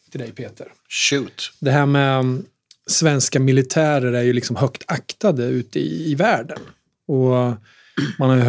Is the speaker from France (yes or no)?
no; Sweden; vi svenskar